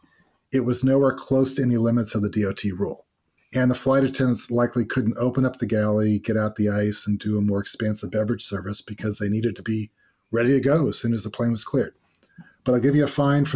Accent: Fresno, California, United States; my hometown of Fresno, California

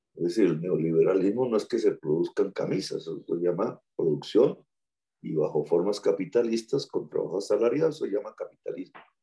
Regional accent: Colombia

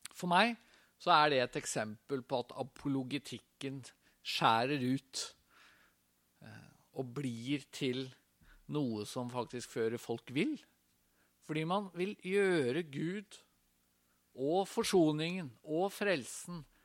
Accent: Tønsberg, Vestfold, Norway; Jeg er fra Tønsberg, gikk på Tønsberg gymnas

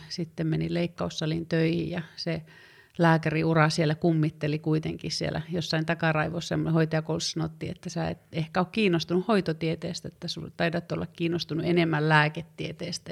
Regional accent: Tervola, Lapland, Finland; moved away as an adult; also born or lived in Rovaniemi / Oulu; mä oon syntynyt Rovaniemellä aika monta vuotta sitten ja elänyt nuoruuden Tervolan nimissä pienessä kylässä.

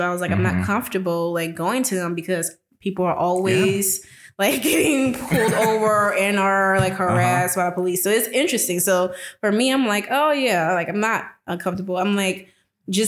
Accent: New Orleans, Louisiana, United States; now in Jackson, United States; I come from New Orleans

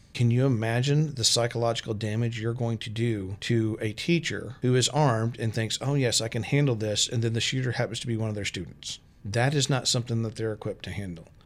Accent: Texas, United States; moved away as an adult; also born or lived in Arkansas; now in Storm Lake, United States; I'm from Texas. I've lived in Texas and Arkansas

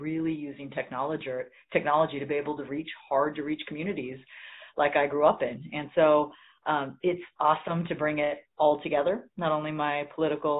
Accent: Central Valley of California, United States; I grew up in the Central Valley of California

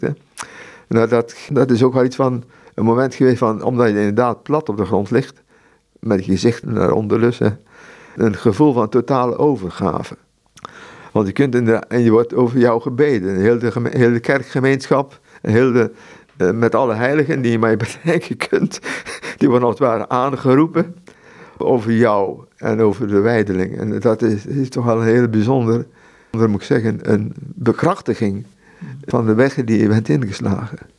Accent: Netherlands; Ik moet niet als Europeaan als Nederlander daar gaan werken in, in Mexico

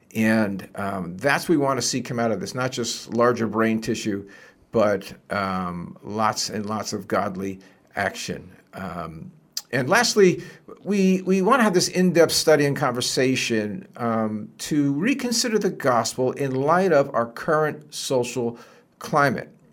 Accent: New Jersey, United States; I grew up in Jersey

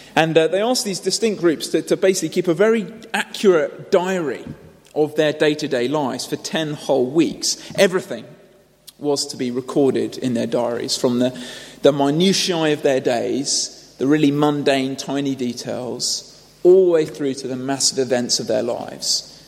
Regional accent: United Kingdom; Now, we might dismiss this as not really very necessary. We might say, well, my culture, I'm British, we might say my culture is a little bit this way inclined.

